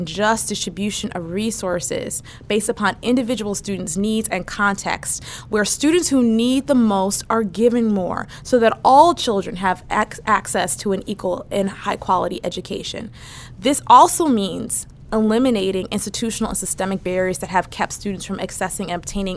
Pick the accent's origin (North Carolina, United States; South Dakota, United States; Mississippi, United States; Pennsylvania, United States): Pennsylvania, United States; Philadelphia; also born or lived in Fulton County, Georgia; I grew up in Mount Airy, a neighborhood in Philadelphia